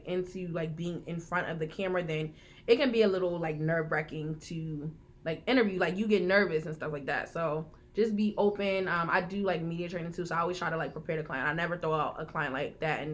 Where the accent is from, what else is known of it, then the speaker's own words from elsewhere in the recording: Philadelphia, Pennsylvania, United States; I'm from Philly.